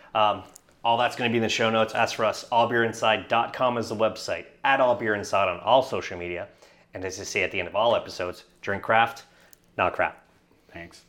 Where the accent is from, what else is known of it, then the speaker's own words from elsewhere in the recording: Canada; as a Canadian